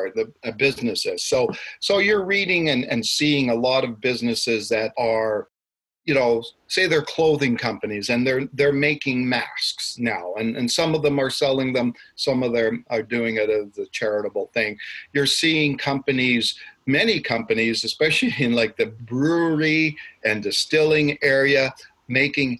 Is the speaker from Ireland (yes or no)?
no; Ottawa, Ontario, Canada; moved away as an adult; also born or lived in Nelson, British Columbia; now in Calgary, Canada; I'm actually born and raised in Ottawa.